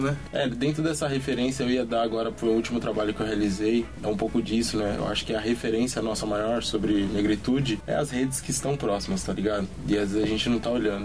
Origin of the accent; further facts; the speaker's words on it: São Paulo, Brazil; lá na quebrada onde eu nasci, no Monte Azul